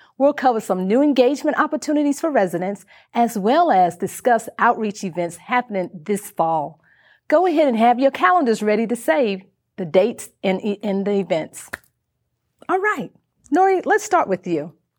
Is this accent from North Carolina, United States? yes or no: yes; North Carolina, United States; I'm from North Carolina